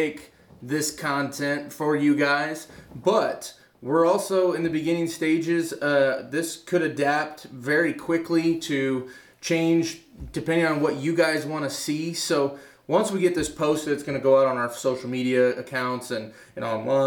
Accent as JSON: {"language": "English", "town": "Lee's Summit", "region": "Missouri", "country": "United States", "tie": "born or raised there", "said": "growing up in Lee Summit"}